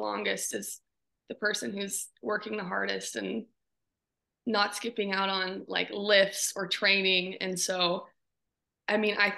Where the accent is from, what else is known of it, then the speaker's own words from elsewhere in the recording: Butte, Montana, United States; growing up in Butte and that culture is it's just very like hardworking, gritty individuals